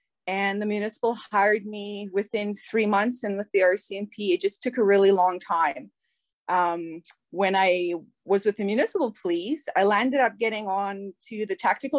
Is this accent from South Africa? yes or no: yes; South Africa; I'm South African.